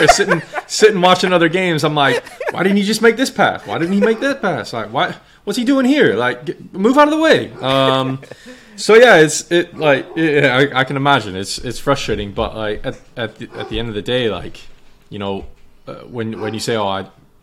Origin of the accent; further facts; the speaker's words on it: United States; moved away as an adult; now in England; I'm American